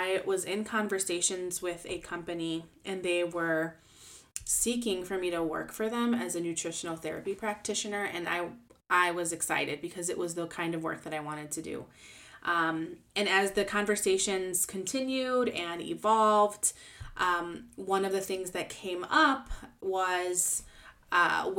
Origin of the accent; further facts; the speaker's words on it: Chicago, Illinois, United States; moved away as an adult; now in Dallas-Fort Worth area, United States; born and raised in Chicago and I loved living there